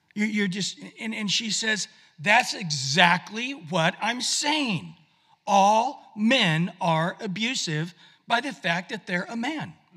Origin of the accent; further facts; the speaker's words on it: Visalia, California, United States; moved away; I just was in my hometown in Visalia where I grew up.